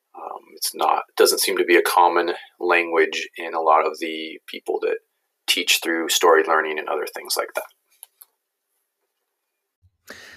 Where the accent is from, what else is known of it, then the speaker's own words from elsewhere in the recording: United States; I'm from the United States